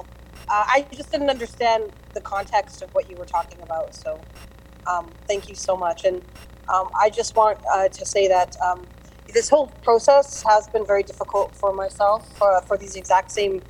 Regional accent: Canada; now in Iowa City, United States; being Canadian, Indigenous Canadian, and my whole family going through that process in Canada

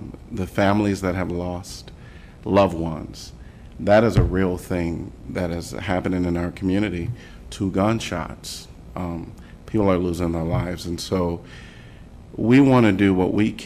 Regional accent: Chicago, Illinois, United States; now in Iowa City, United States; I'm from Chicago, by the way, and so I still have family in Chicago

